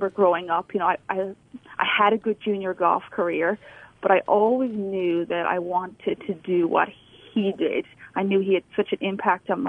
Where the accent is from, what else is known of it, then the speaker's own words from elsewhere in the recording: Ireland; moved away as an adult; also born or lived in North Carolina, United States; now in Alabama, United States; I'm from Ireland. So I grew up playing junior golf back there